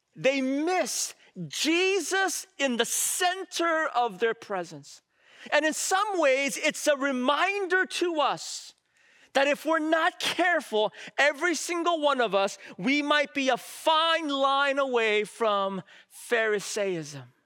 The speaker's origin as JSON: {"language": "English", "town": "San Francisco", "region": "California", "country": "United States", "tie": "born or raised there", "said": "I grew up in San Francisco"}